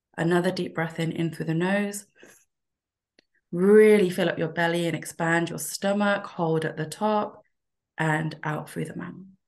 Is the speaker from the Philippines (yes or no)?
no; United Kingdom; we are British born